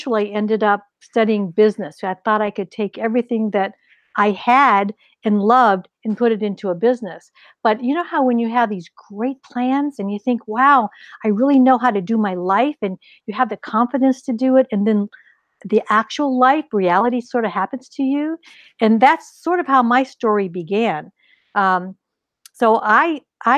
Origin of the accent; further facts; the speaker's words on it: northeastern Ohio, United States; also born or lived in Pennsylvania; I grew up in the Midwest. I was actually born in Pennsylvania, but then my family, when I was at a very young age, moved to northeastern Ohio along Lake Erie